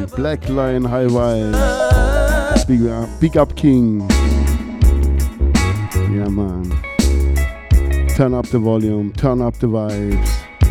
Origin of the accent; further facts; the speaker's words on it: Germany; English is a second language; Born in Germany. My parents are from Yugoslavia. My grandfather is Italian. Grandmother German. Another grandmother is a gypsy.